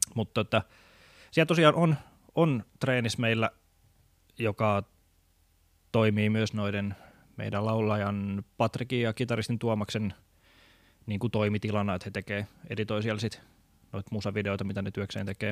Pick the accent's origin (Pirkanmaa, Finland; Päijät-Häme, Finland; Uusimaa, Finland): Pirkanmaa, Finland; Tampere; moved away; mä oon kotoisin Tampereelta